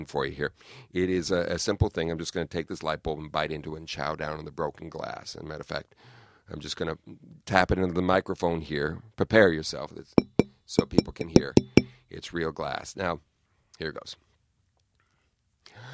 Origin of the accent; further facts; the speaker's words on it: Southern California, United States; now in New York City, United States; growing up in Southern California